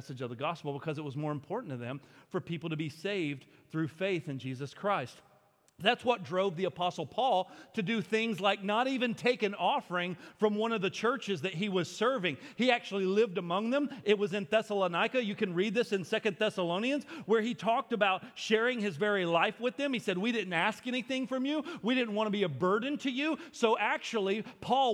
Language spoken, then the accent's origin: English; United States; I'm an American